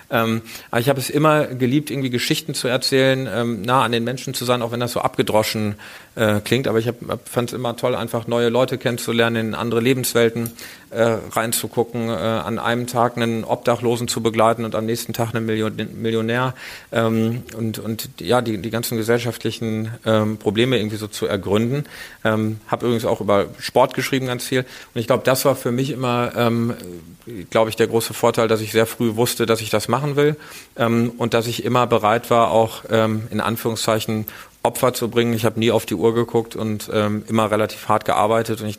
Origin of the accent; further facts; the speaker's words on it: Iserlohn, North Rhine-Westphalia, Germany; die Lokalzeitung meiner Heimatstadt Iserlohn, das ist der äh, Iserlohner Kreisanzeiger